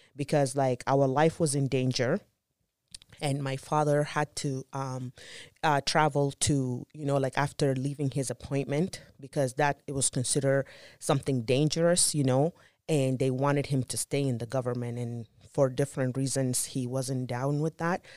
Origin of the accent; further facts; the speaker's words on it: Sudan; moved away; also born or lived in Juba, South Sudan; I was born in Juba, South Sudan, and I was born right kind of like in the middle of the Civil War.